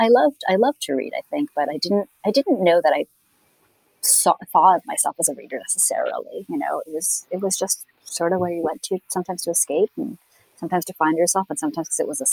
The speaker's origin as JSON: {"language": "English", "country": "India", "also_born_or_lived": "Canada", "said": "My folks were diplomats, and though I'm from India, I moved like every 3 years to some other, to another country, but often went to like, I would always went to an English medium school."}